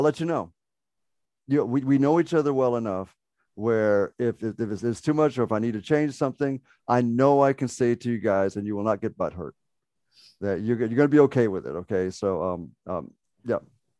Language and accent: English; Ireland; Oh yeah, just full disclosure, I am an Irish Muslim, so I have a tattoo right here on my deltoid that I will show to Donna.